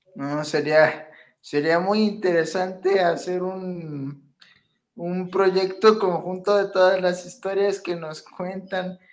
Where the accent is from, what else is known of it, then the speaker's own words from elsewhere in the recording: Pachuca, Hidalgo, Mexico; soy de aquí de Pachuca.